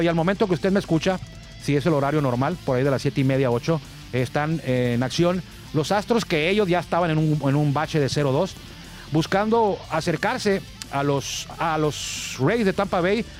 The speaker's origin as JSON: {"language": "Spanish", "town": "Tijuana", "region": "Baja California", "country": "Mexico", "said": "esta ciudad de Tijuana, desde donde estamos transmitiendo"}